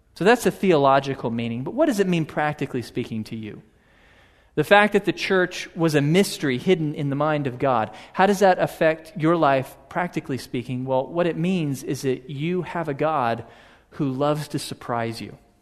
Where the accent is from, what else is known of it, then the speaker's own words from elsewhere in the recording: Houston, Texas, United States; a little boy growing up in Houston